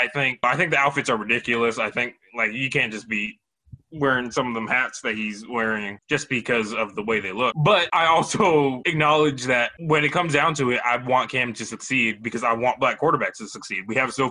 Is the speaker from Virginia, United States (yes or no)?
no; South Florida, United States; I'm from South Florida